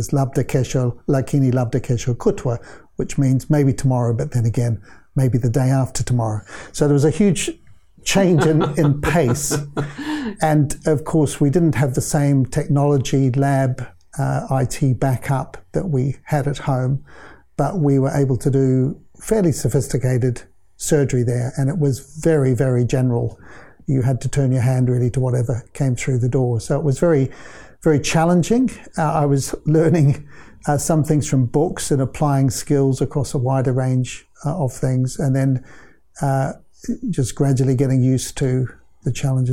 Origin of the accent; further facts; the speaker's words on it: New Zealand; moved away as an adult; also born or lived in Kenya / United Kingdom; I grew up in New Zealand